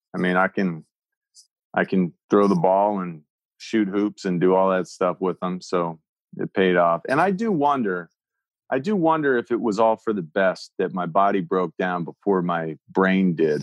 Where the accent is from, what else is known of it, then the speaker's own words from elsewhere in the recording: Pennsylvania, United States; moved away; back in my home state